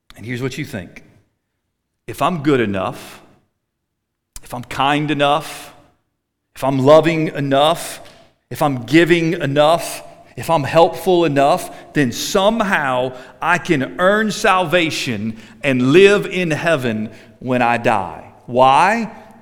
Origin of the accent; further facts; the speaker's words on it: United States; I grew up in America